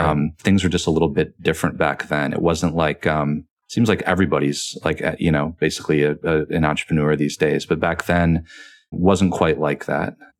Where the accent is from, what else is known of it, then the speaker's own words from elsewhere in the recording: Michigan, United States; moved away; also born or lived in Rome, Italy; I'm from Michigan, huge Lions fan